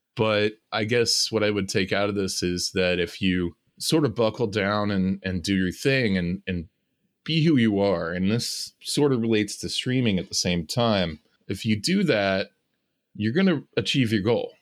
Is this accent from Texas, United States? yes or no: no; California, United States; moved away; I decided I was gonna go back to my hometown